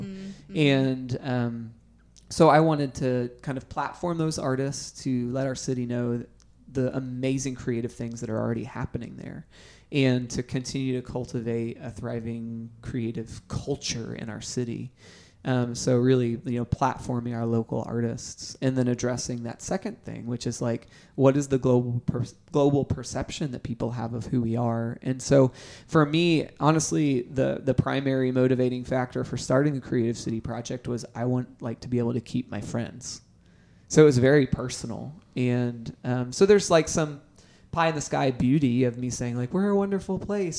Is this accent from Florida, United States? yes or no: yes; Orlando, Florida, United States; also born or lived in Nashville / Atlanta; Yeah, after high school, I was born in Orlando, but after high school, I actually came to Nashville for a little while.